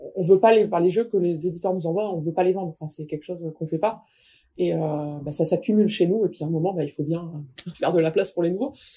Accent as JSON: {"language": "French", "area": "the North", "region": "Hauts-de-France", "country": "France", "said": "je suis du Nord"}